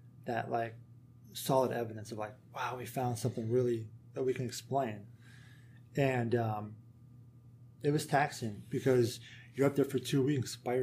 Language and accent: English; Kansas, United States; moved away; I'm from Kansas, so I'm used to a country. I grew up on a country environment